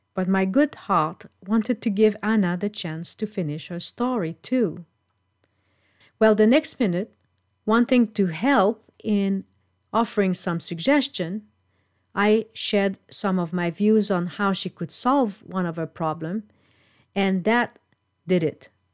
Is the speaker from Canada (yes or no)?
yes; Canada; moved away; my hometown in Canada